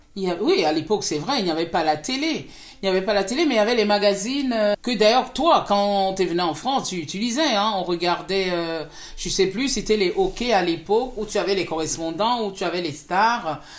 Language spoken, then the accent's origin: French; Cameroon; je suis née au Cameroun, j'ai grandi au Cameroun, j'ai fait mes études au Cameroun